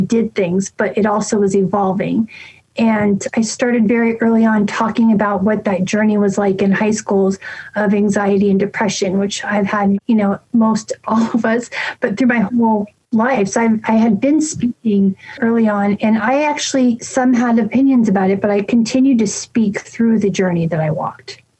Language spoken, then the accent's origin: English; San Francisco, California, United States; moved away; I'm from San Francisco